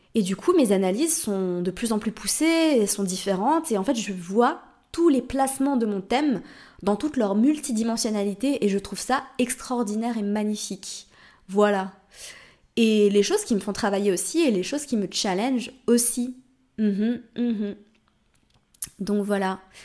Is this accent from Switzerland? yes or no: yes; Switzerland; also born or lived in Morocco; now in Portugal